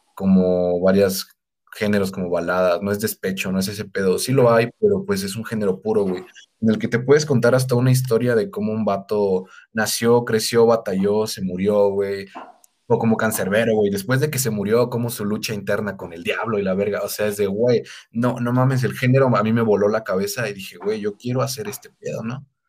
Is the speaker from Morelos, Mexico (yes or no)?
no; Pátzcuaro, Michoacán, Mexico; yo soy de Patscuaro